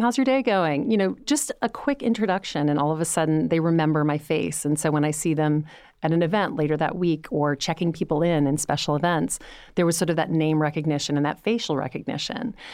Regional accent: Louisiana, United States; moved away; I was coming from Louisiana.

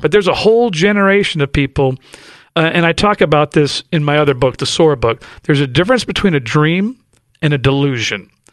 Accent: Los Angeles, California, United States; And I grew up in South Central L A. I grew up straight out of Compton

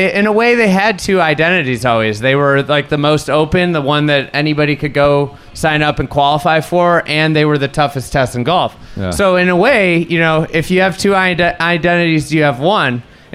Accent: Chicago, Illinois, United States; because it's my hometown.

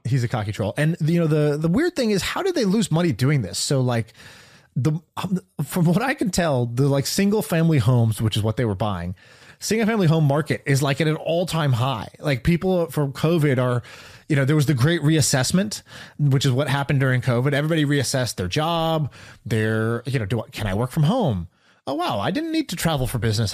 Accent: Oklahoma, United States; although I'm an Indian dude, I was born in Oklahoma

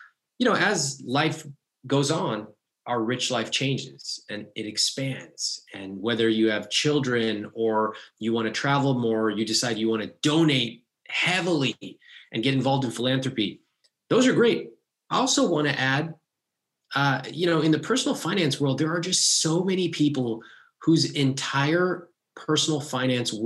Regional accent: United States; Growing up in America

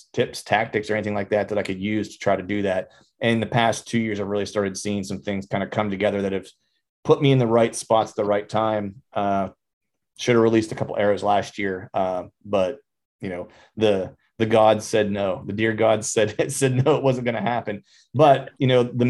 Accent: Pennsylvania, United States; moved away as an adult; also born or lived in Florida; I was born in Pennsylvania, spent some time in Florida as a musician for a bunch of years, and then moved back to PA.

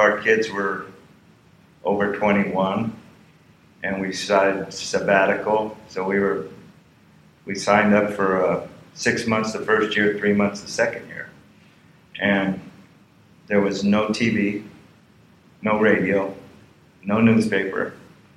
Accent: Los Angeles, California, United States; I grew up in Plato Ray, which is right by the LA airport

